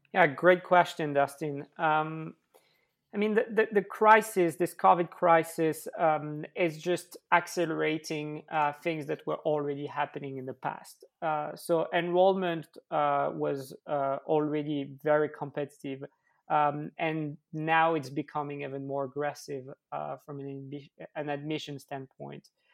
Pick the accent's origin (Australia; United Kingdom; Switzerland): Switzerland; I grew up in Switzerland